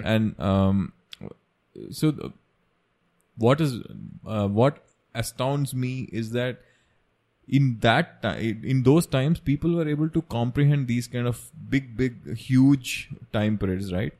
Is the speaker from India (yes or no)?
yes; Kerala, India; We are from Kerala and we celebrate Onam every year.